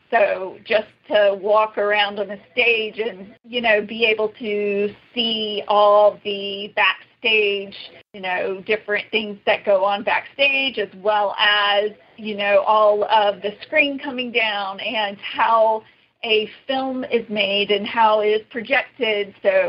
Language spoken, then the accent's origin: English; New York City, New York, United States; my aunt and growing up in New York and just being exposed to, you know, her way of life and the arts, that was a big inspiration for me.